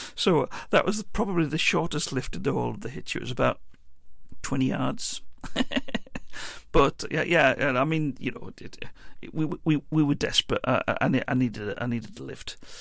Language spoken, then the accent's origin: English; Teesside, North East England, United Kingdom; we're from Teesside.